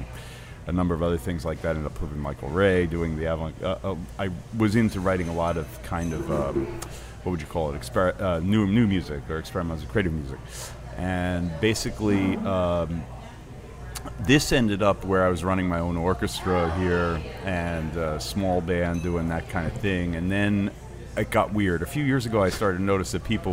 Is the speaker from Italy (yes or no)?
no; London, United Kingdom; moved away; I grew up in London